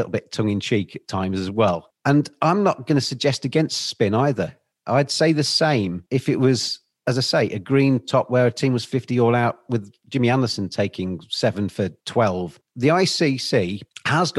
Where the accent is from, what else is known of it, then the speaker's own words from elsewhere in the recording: England, United Kingdom; as an English person